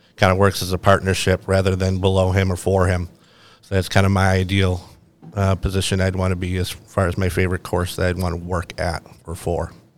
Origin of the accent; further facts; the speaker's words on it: Buffalo, New York, United States; moved away as an adult; now in Myrtle Beach, United States; I'm actually from Buffalo, New York, and I came down to Myrtle for this program